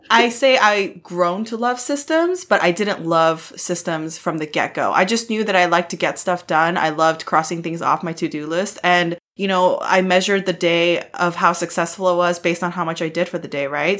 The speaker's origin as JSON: {"language": "English", "country": "United States", "said": "I'm an American Korean."}